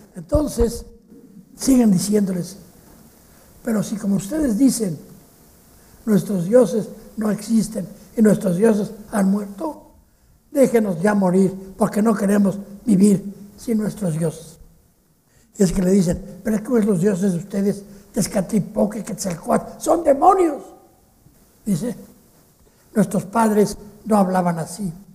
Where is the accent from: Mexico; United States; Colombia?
Mexico; En México hablamos un poco así, los mexicanos no hablamos como los españoles